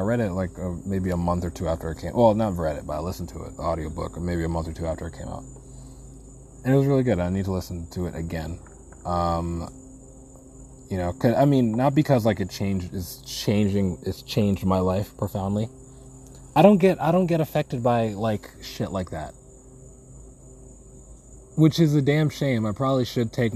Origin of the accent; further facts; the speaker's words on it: New England, United States; accent: New England; New Englander, right? My New England came out.